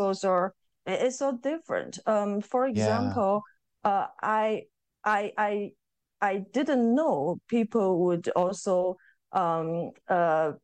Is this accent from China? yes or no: yes; eastern China, China; moved away; in my hometown, like it belongs to eastern part of China